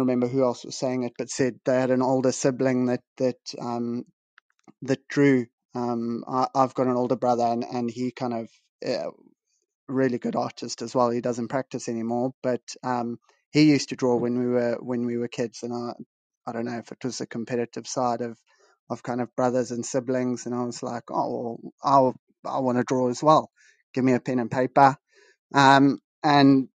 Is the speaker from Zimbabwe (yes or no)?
yes; Bulawayo, Zimbabwe; moved away as an adult; I was born and raised in Zimbabwe, lived in the second largest city, Bulawayo, for 18 years.